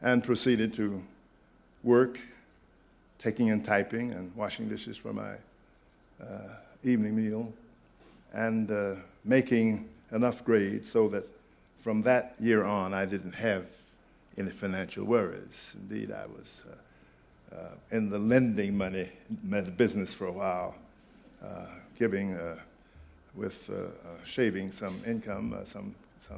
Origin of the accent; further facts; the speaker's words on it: Oklahoma, United States; moved away as an adult; also born or lived in Nashville, Tennessee / Massachusetts; the state in which I was born and the state in which my father paid taxes, the state of Oklahoma